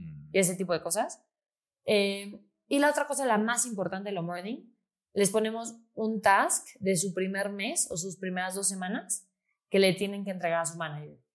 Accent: Mexico City, Mexico; yo soy de Ciudad de México

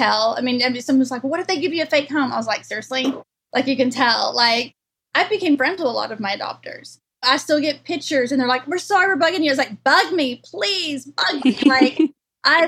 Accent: Longview, Texas, United States; my hometown in Longview, East Texas

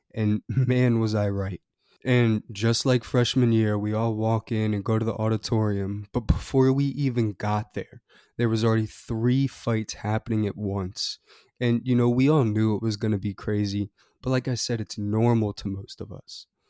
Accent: Annapolis, Maryland, United States; I grew up in Annapolis, Maryland, a little city between Baltimore and D C

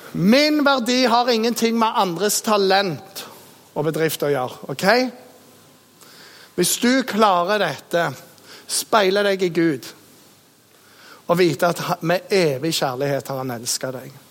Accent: Jæren, Rogaland, Norway; also born or lived in Bergen; født i Bergen og vokst opp eh, på Jæren

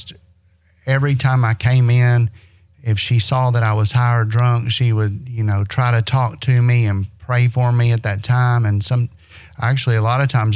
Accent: Owensboro, Kentucky, United States; I'm from Owensboro, Kentucky. Born and raised

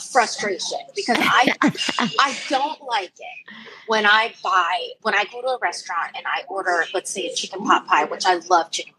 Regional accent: Florida, United States; we're from Florida

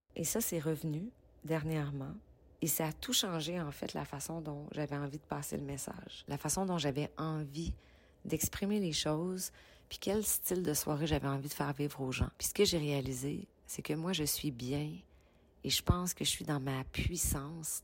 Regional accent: Quebec, Canada; accent: Québécois

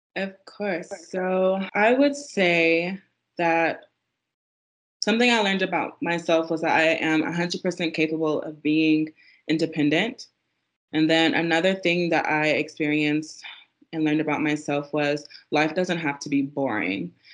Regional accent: South Carolina, United States; moved away as an adult; also born or lived in Texas / Korea; I'm originally from South Carolina

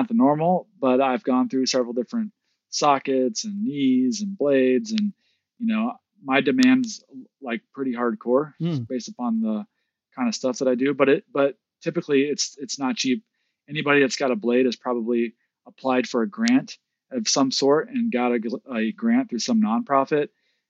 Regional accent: Midwest, United States; growing up in the Midwest and experiencing this, I was a bit skeptical

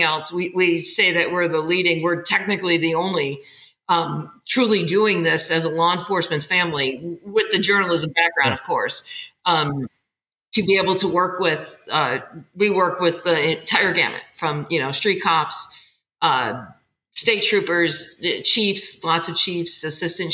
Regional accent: Chicago, Illinois, United States; moved away; ended up in my hometown, very fortunate in Chicago, where I got to work with the people I grew up watching

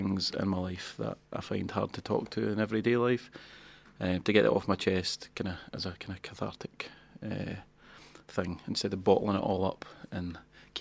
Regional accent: Banton, Scotland, United Kingdom; also born or lived in Kilsyth; I'm from Banton

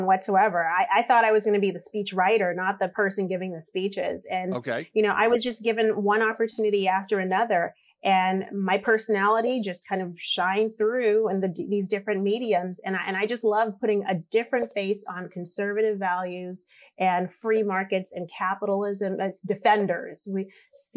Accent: Boston, Massachusetts, United States; also born or lived in Caribbean; I'm an immigrant. I'm a naturalized citizen now. I came from the Caribbean, moved to Boston. In the ghetto

